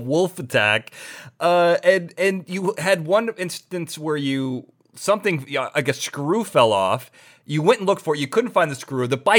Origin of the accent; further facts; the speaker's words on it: United States; That's something I can understand as an American.